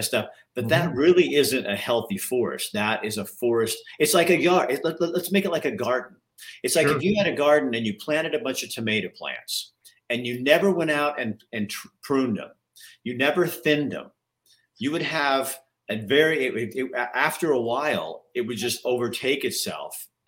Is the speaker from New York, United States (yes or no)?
no; Oregon, United States; moved away as an adult; now in Townsend, United States